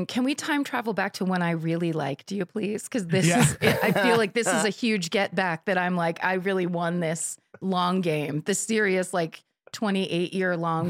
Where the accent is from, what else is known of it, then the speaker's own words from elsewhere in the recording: South Africa; I grew up in South Africa.